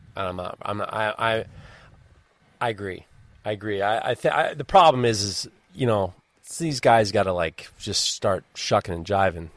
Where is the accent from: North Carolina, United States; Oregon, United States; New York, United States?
New York, United States; I'm from New York